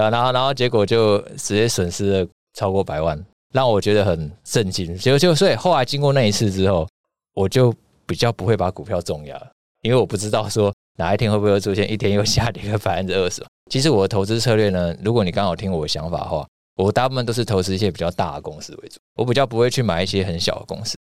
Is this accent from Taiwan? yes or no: yes; Taiwan; 我们是台湾人嘛，对。人在台湾，生在台湾